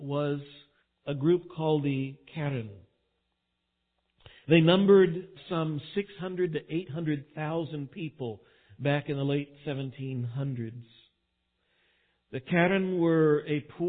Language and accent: English; Texas, United States; being a Texan